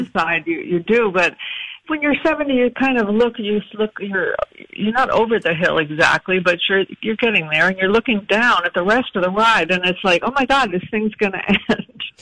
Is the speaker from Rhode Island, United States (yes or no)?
yes; Providence, Rhode Island, United States; I was born in Providence